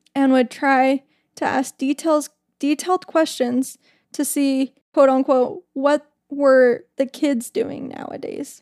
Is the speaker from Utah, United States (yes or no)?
yes; Utah, United States; I'm from Utah